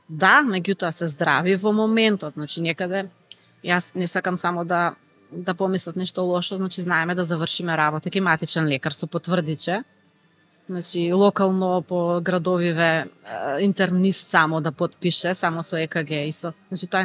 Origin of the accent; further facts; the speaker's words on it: North Macedonia; кај нас во Македонија